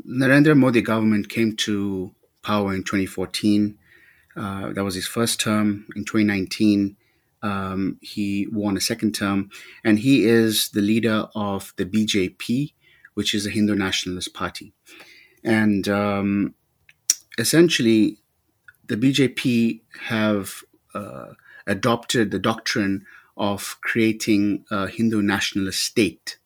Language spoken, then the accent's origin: English; South Africa; growing up in South Africa as a young, as a young brown person at the time